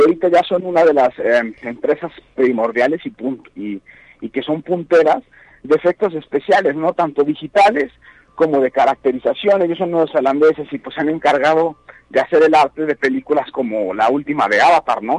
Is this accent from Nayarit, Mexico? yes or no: no; Guanajuato, Mexico; yo soy de Guanajuato pero sin embargo trabajo en muchísimos estados de la República